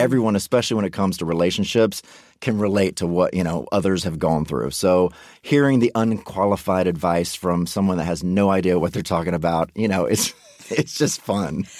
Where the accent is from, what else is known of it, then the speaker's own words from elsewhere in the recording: Mississippi, United States; I grew up in Mississippi right next door